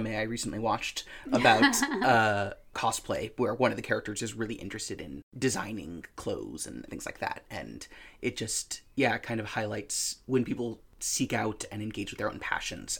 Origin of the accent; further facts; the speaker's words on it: United States; as an American